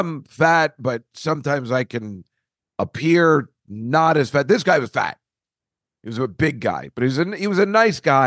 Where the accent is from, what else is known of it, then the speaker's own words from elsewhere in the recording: Woodbridge, New Jersey, United States; where I grew up in Woodbridge, New Jersey